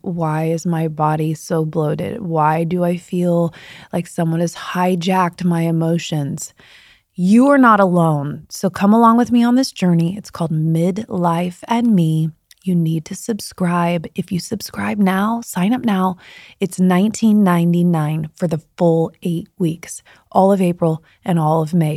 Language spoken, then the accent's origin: English; Midwest, United States; I grew up in the Midwest